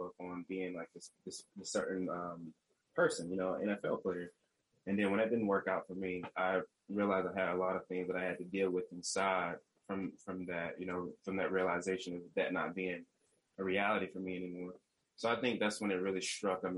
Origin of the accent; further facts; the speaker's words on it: North Carolina, United States; moved away as an adult; also born or lived in Michigan / California; now in Humboldt, California, United States; I'm from North Carolina originally. I moved to Michigan to do, you know, for college for 4 years